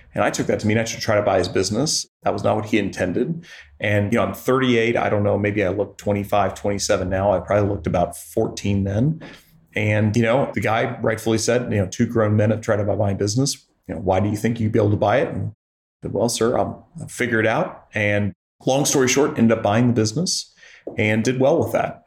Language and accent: English; Joplin, Missouri, United States; now in Columbia, United States; I grew up in Joplin, Missouri